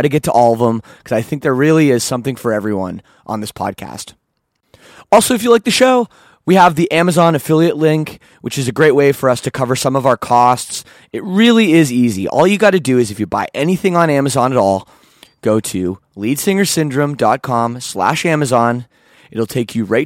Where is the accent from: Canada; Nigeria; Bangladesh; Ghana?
Canada; I'm Canadian